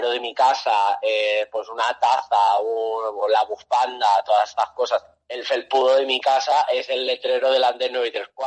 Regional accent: Toledo, Castilla-La Mancha, Spain; yo soy de Toledo, ¿vale?

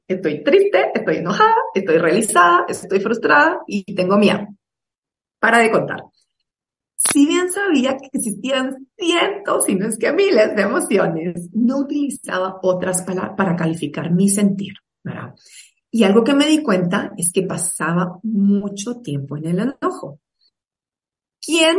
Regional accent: Guatemala; soy guatemalteca

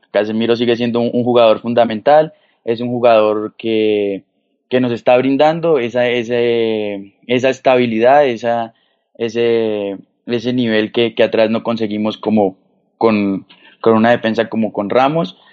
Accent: Colombia; uno como colombiano

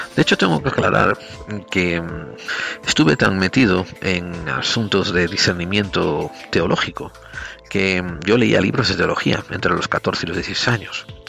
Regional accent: Spain; moved away as an adult; also born or lived in United States; Yo nací en España a finales de los años sesenta o principios de los setenta, dependiendo a qué le preguntes. Y me crié a finales de la dictadura en España

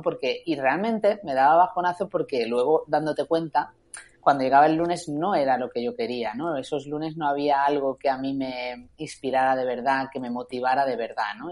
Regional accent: Málaga, Andalusia, Spain; moved away as an adult; also born or lived in Madrid; un 5 de agosto de 1981, nací en Málaga

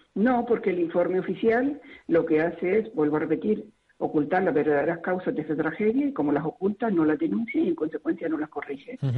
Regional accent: Spain; como ciudadana eh, de este país

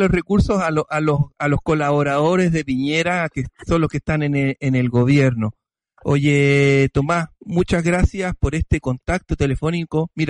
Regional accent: Chile; now in Stockholm, Sweden; somos chilenos que vivimos muchos años acá en, en Estocolmo, en este país

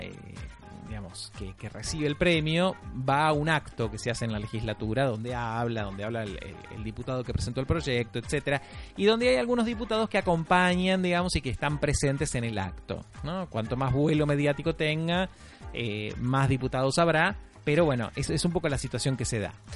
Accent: Buenos Aires, Argentina; soy de Villurquiza, la Villurquiza es la 12

